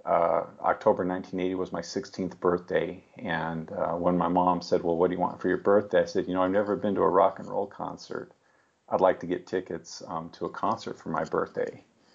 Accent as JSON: {"language": "English", "town": "Seattle", "region": "Washington", "country": "United States", "tie": "born or raised there", "also_born_or_lived": "Salt Lake City", "moved": "yes", "lives_now": "Phoenix, United States", "said": "I grew up in the Seattle area, and that's actually where I first discovered …. And I guess when I was I was actually born in Salt Lake City, Utah, and then when I was 7 years old, moved to Seattle."}